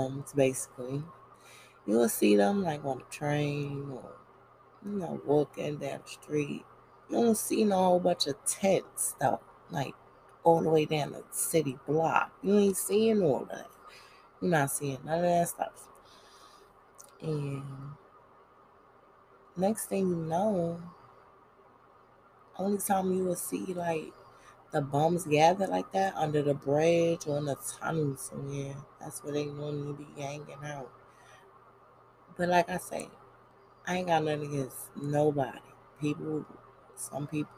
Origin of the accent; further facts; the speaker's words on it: New York City, New York, United States; I'm just from Brooklyn